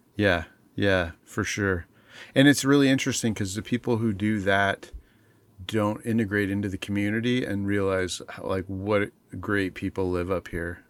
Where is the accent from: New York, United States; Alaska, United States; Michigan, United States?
Alaska, United States; also born or lived in Montana / Bethel, Alaska / Anchorage, Alaska; moved to Alaska as, uh, like, the first time we moved to Alaska, I was in second grade